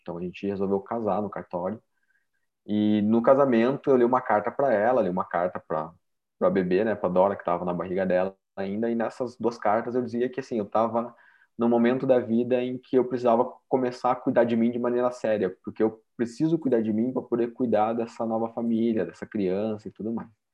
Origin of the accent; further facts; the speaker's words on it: Curitiba, Paraná, Brazil; eu sou de Curitiba, nasci, morei, criado a vida inteira aqui em Curitiba, no Paraná